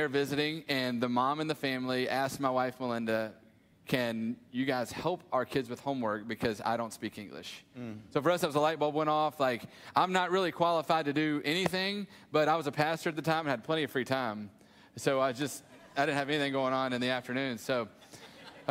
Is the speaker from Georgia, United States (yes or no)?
yes; Snellville, Georgia, United States; I was born and raised in Snellville. My family had been there forever